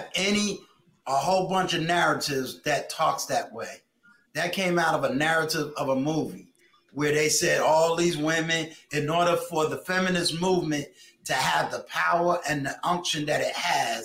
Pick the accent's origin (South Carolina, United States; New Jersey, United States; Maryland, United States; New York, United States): New York, United States; I'm from New York